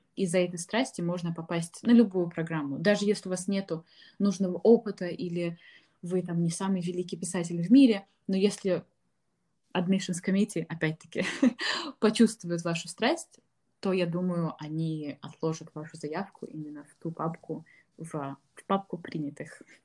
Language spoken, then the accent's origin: Russian; Ufa, Bashkortostan, Russia; moved away as an adult; я из Уфы